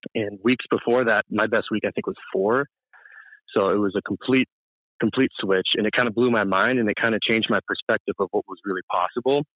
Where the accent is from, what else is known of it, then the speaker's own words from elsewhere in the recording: Marlborough, Massachusetts, United States; from Massachusetts, central town. Massachusetts called Marlboro